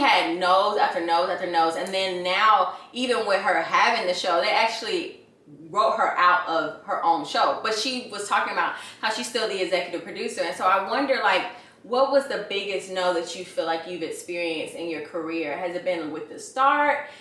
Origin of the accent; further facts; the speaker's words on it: Atlanta, Georgia, United States; moved away as an adult; now in Los Angeles, United States; I'm from Atlanta. I'm from Atlanta. Both of my family, my whole entire family, both sides of my family, Grady babies